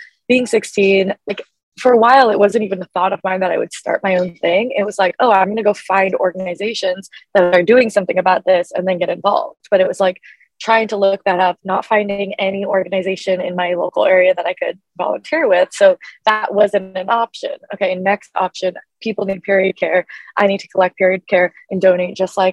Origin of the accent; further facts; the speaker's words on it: Portland, Oregon, United States; growing up in Portland, Oregon